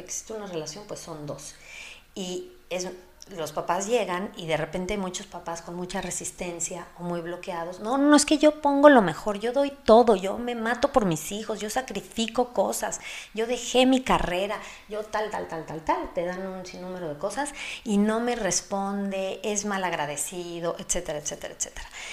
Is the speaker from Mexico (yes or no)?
yes; Mexico; soy mexicana